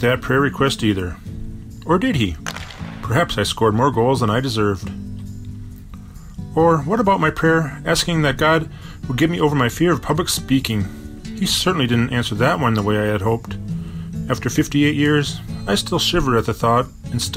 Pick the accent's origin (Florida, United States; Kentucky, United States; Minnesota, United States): Minnesota, United States; Bloomington; now in Minneapolis, United States; I lived with a moose all throughout my childhood, growing up in Bloomington, Minnesota.